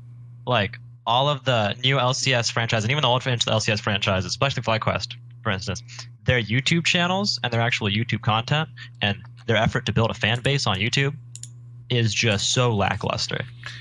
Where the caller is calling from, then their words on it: California, United States; Southern California, Orange County.